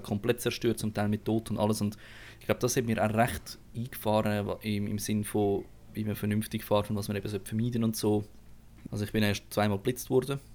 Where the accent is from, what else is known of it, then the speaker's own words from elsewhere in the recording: Aargau, Switzerland; als Aargauer ist man sich eh nicht so Stadtfahren gewöhnt